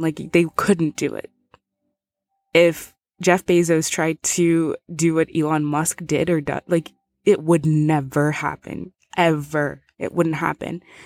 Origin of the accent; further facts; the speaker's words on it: Zimbabwe; moved away; I'm originally from Zimbabwe